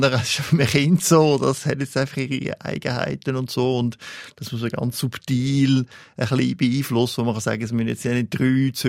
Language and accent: German; Italy; so als Italiener muss man schon sagen, gibt es ja nur italienisches Essen.